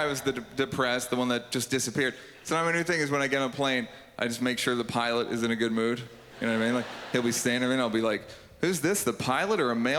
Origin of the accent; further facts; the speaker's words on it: United States; I'm from the States